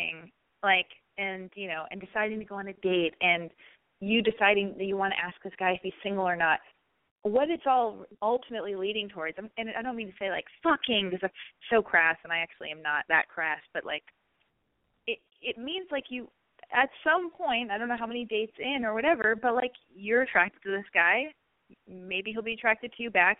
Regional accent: Los Angeles, California, United States; I was born and raised in Hollywood, in Los Angeles

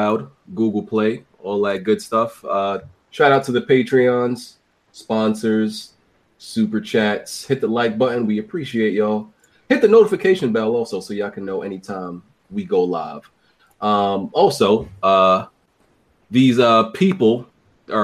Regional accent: New York, United States; I'm from New York

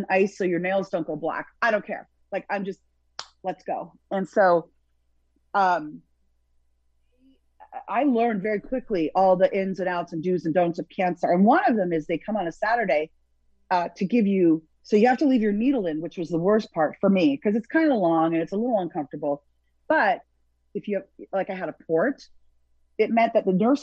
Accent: Toronto, Ontario, Canada; now in Hollywood, United States; I'm from Toronto.

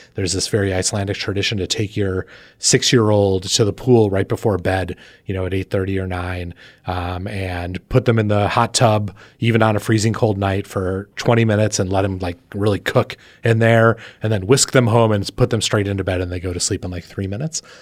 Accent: East Coast, United States; being an insane East Coaster

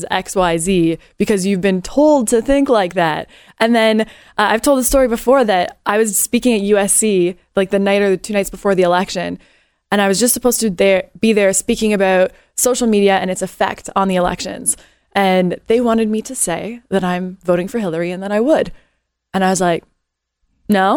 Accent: Canada; also born or lived in Los Angeles; now in United States; I am a Canadian that has taken on this country as my own

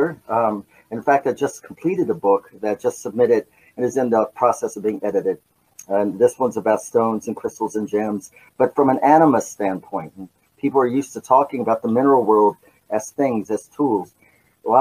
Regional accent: Appalachia, United States; the area where I was born with Appalachian folk tradition coming down out of the mountains, because I'm an Appalachian boy

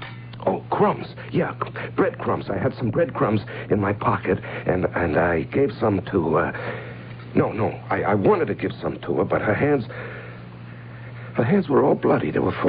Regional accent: Cincinnati, Ohio, United States; Well, I grew up in Cincinnati.

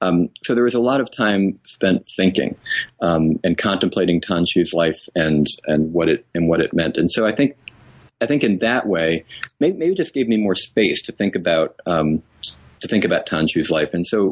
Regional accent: New England, United States; my parents are Texans and Southerners, and I was raised in New England.

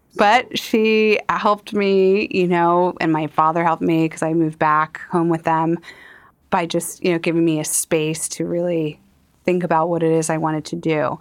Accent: Elkins Park, Pennsylvania, United States; growing up in Elkins Park

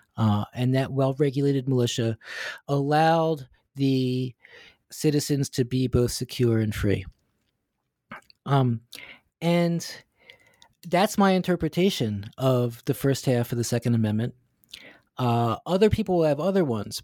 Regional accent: United States; now in Hong Kong; this American Jewish guy living and teaching in Hong Kong

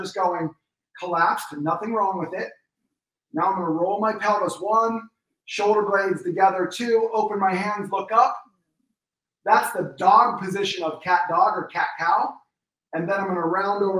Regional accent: Pennsylvania, United States; moved away; I'm from Pennsylvania originally

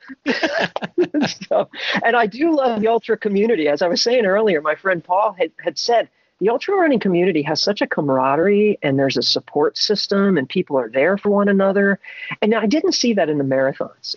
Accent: Ocean City, New Jersey, United States; moved away; Originally, I'm uh, from South Jersey. I'm a beach boy. Grew up on the uh, on the ocean in Ocean City, New Jersey

